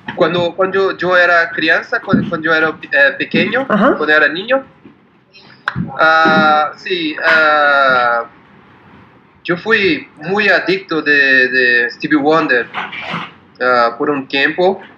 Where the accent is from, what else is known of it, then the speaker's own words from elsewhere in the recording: São Paulo, Brazil; Spanish is a second language; yo soy de San, Pablo